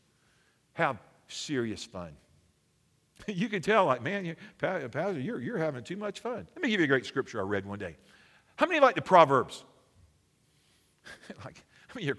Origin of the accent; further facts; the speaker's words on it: Alabama, United States; I'm from Alabama. It's cold.